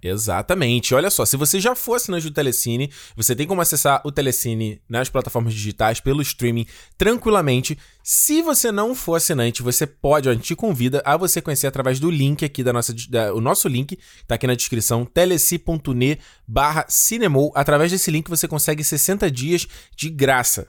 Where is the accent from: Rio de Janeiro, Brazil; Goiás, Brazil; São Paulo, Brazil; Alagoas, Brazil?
Rio de Janeiro, Brazil; crescendo no Rio de Janeiro